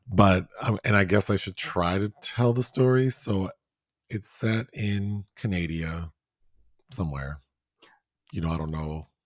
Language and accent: English; Southern California, United States; I grew up in Southern California